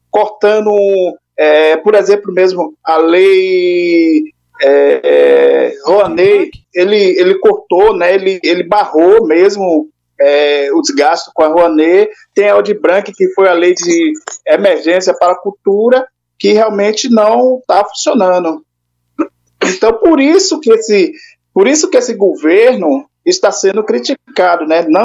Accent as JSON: {"language": "Portuguese", "country": "Brazil", "said": "Nós, como brasileiros, desejamos que o nosso país cresça e avance."}